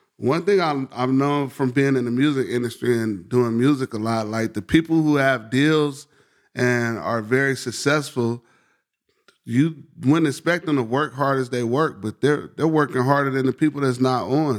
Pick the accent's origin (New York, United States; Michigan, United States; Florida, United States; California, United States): Michigan, United States; Detroit; I grew up on, like, in Southwest Detroit in West Warren and Livenoy's area